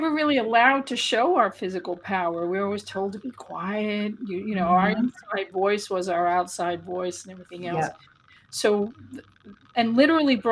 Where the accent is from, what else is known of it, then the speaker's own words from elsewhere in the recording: New York City, New York, United States; I grew up on the Lower East Side of Manhattan in the early 1960s